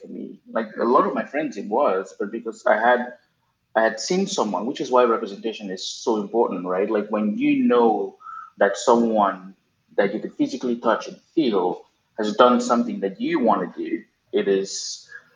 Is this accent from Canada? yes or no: no; Cameroon; moved away as an adult; also born or lived in Arkansas, United States / Dallas, United States; now in New York, United States; born and raised in Cameroon, West Central Africa.